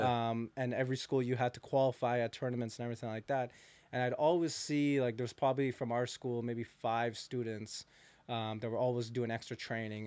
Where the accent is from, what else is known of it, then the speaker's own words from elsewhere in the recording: Hamilton, Ontario, Canada; I'm actually born from Hamilton, so I'm from, from Hamilton